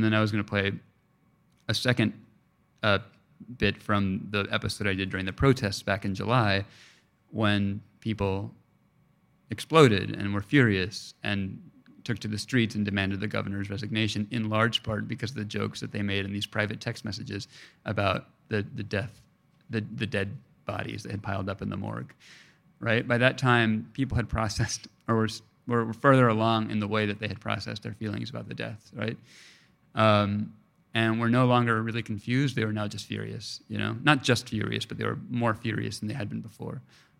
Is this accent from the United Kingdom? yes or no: no; Mexico; I tell them I'm Mexican. They're like, all right, you're Mexican. You know, in Mexico, my accent is not recognized as being fully from there, you know?